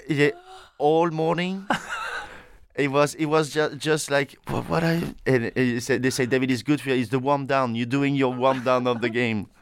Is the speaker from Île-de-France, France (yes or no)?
no; Saint-Tropez, Provence-Alpes-Côte d'Azur, France; English is a second language; moved away; I was born in Saint-Tropez